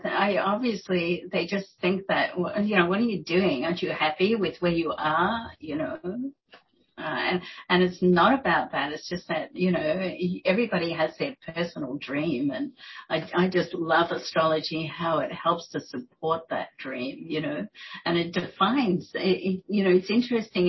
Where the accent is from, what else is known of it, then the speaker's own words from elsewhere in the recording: Australia; moved away as an adult; also born or lived in New York; I'm Australian